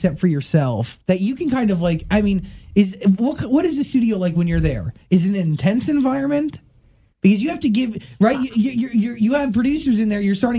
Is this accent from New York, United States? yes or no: yes; Patchogue, Farmingdale, New York, United States; Pack Hog, Farmingdale.